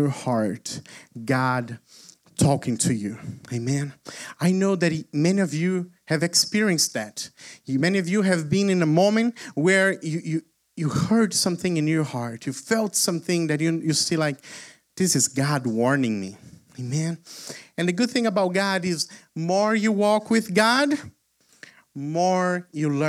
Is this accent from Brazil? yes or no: yes; Brazil; moved away; I am originally from Brazil